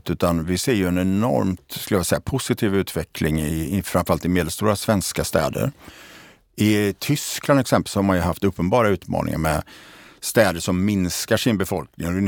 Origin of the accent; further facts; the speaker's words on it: Borås, Västra Götaland, Sweden; Jag är ju eh, född och uppvuxen i Borås eh, som ju har en väldigt positiv och intressant utveckling